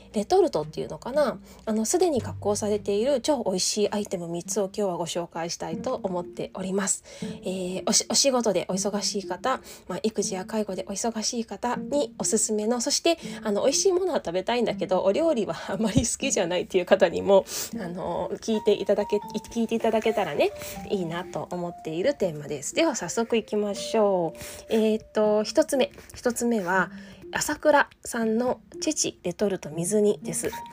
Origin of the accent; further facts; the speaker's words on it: eastern Japan, Japan; now in Okayama, Japan; 私は東日本出身なので